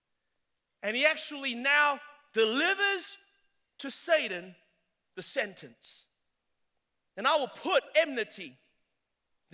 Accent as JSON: {"language": "English", "country": "Australia", "moved": "as an adult", "lives_now": "South Carolina, United States", "said": "I'm Australian"}